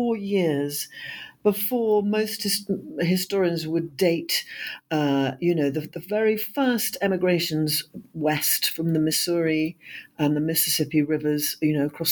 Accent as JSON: {"language": "English", "country": "United Kingdom", "lives_now": "London, United Kingdom", "said": "I am a British historian and novelist"}